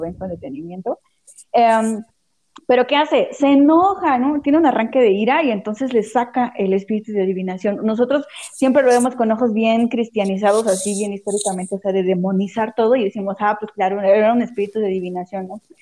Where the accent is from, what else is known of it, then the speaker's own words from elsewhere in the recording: Santo Tomás Cuyotlipan, Puebla, Mexico; de donde yo soy, de Santo Tomás Cuyotlipan, Puebla